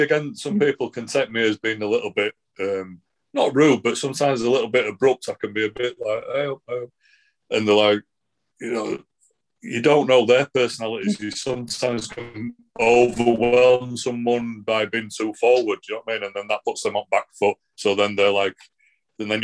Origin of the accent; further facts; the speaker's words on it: Manchester, North West England, United Kingdom; now in near Leeds and York, United Kingdom; That's where I'm from originally and all my dad's family are from